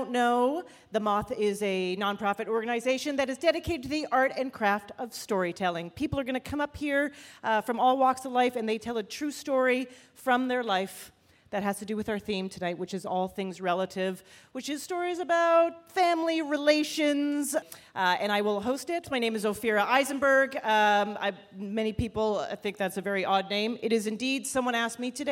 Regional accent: Canada; moved away as an adult; also born or lived in Toronto; now in United States; I'm originally actually from Canada.

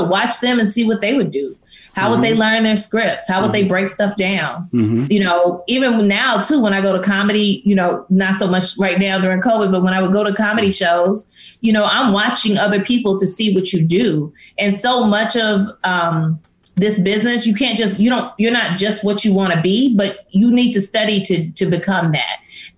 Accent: East St. Louis, Illinois, United States; I grew up in East St. Louis.

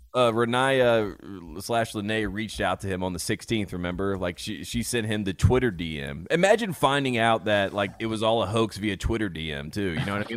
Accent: North Carolina, United States; I grew up in the Baptist Church, North Carolina

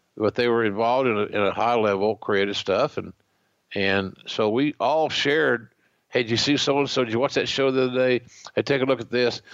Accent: Oklahoma, United States; another Okie

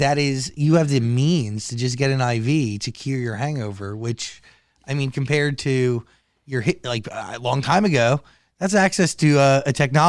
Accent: New Jersey, United States; I'm from New Jersey.

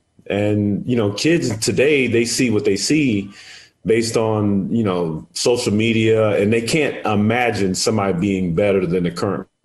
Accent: Edwards Air Force Base, California, United States; I always give credit to Jeff Lynch at the base that I grew up in Edwards Air Force Base.

